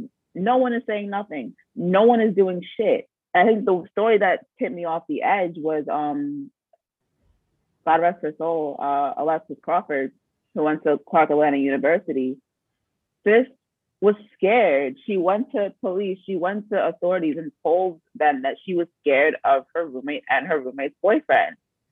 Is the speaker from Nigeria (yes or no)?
yes; Nigeria; I was pre-med because, like I said, I'm Nigerian. And when you're Nigerian, all you can be is a doctor or a lawyer.